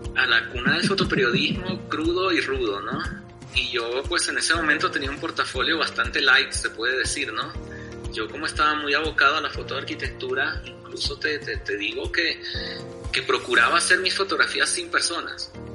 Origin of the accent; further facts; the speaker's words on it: Venezuela; moved away as an adult; also born or lived in Bolivia; now in La Paz, Bolivia; yo tuve la niñez y la adolescencia viviendo en otro país, ¿no? Yo me crié en Venezuela y, este, volví aquí a Bolivia a los 18